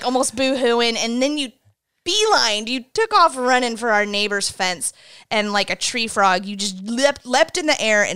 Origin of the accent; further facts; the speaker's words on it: South Glens Falls, New York, United States; moved away; it's in South Glens Falls, New York, my hometown